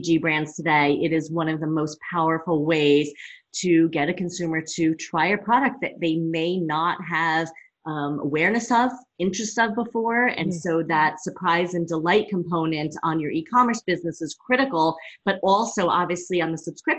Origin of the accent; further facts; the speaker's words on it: New Jersey, United States; now in Colorado, United States; I'm from Jersey originally, you know, live in Colorado now